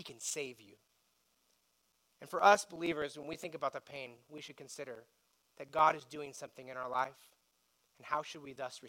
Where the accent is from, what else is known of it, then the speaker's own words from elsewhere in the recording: United States; we feel as American citizens